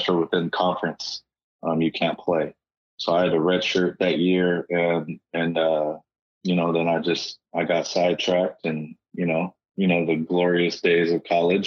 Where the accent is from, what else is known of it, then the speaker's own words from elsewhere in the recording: Bakersfield, California, United States; being back in my hometown